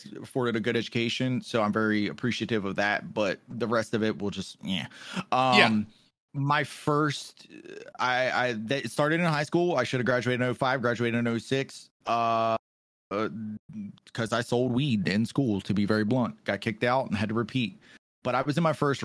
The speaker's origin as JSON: {"language": "English", "town": "Baltimore", "region": "Maryland", "country": "United States", "tie": "born or raised there", "said": "there was a lot of drugs where I grew up in Baltimore"}